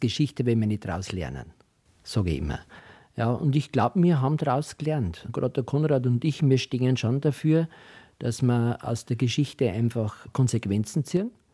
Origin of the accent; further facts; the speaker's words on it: Rottenbach, Upper Austria, Austria; moved away as an adult; also born or lived in Diocese of Eichstätt, Bavaria; now in Sulzbürg, Germany; in Rotenbach, da wo ich herkomme, in den Bezirk Christkirchen, was ja ein Stammland für die Landler gewesen ist